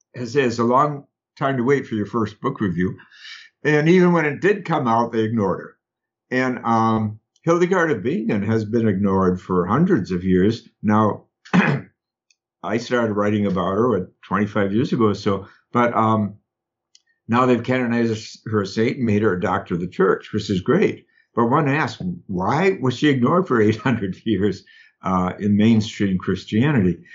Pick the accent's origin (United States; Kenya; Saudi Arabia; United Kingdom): United States; Madison, Wisconsin; accent: Wisconsin; moved away; growing up in Wisconsin